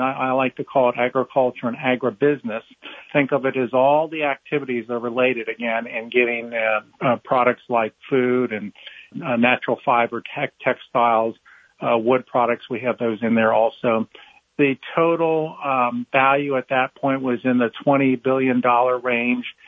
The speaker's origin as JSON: {"language": "English", "town": "Cincinnati", "region": "Ohio", "country": "United States", "tie": "born or raised there", "also_born_or_lived": "Ithaca, New York", "moved": "as an adult", "lives_now": "Raleigh, United States", "said": "I am uh, a native of Ohio, Cincinnati, uh, my hometown"}